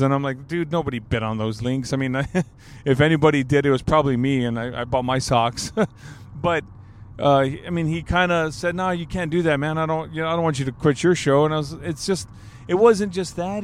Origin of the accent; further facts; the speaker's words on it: Alice, Texas, United States; my hometown